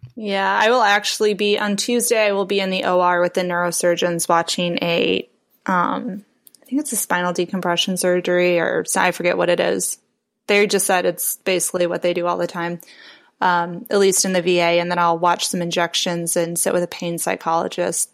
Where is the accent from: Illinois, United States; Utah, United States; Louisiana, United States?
Illinois, United States; Chicago; moved away as an adult; also born or lived in Aurora, Illinois / Portland, Oregon; now in Indianapolis, United States; I'm originally from the Chicago area